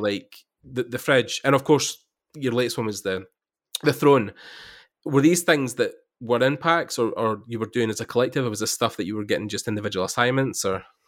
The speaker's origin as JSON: {"language": "English", "region": "Scotland", "country": "United Kingdom", "said": "I'm from there, I'm from Scotland"}